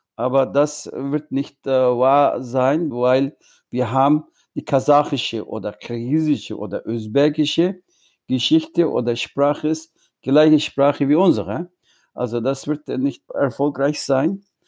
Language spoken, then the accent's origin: German; Hotan, Xinjiang, China; German is a second language; moved away as an adult; also born or lived in Egypt / Munich, Germany; now in United States; ich bin in Ostturkestan geboren, aber in Deutschland äh, erwachsen und das ist meine Heimat auch